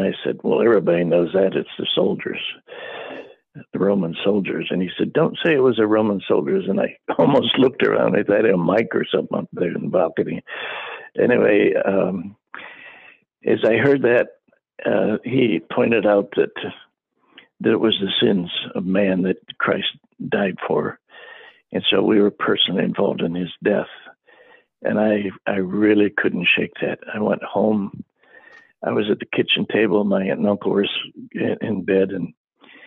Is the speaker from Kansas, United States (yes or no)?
no; Akron, Ohio, United States; first language English; moved away as an adult; also born or lived in Papua New Guinea; I was from a poor family in, I was born in Akron, Ohio